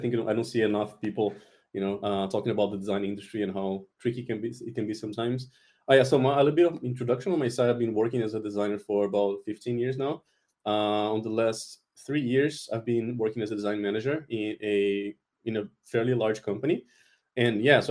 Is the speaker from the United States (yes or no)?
no; Brazil; moved away as an adult; now in Germany; I'm originally from Brazil, and I mostly worked there in the Brazilian industry, the Brazilian market